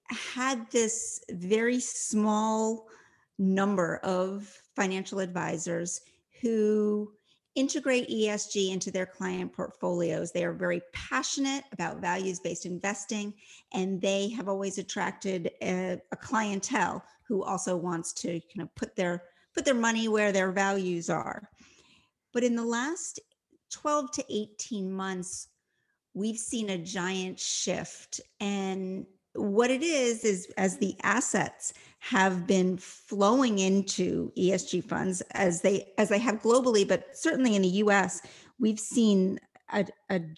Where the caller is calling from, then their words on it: Ocean City, Maryland, United States; So, right now, I am in Ocean City, Maryland. I have escaped the uh, Washington, D.C. region where I live, and I'm spending some time here.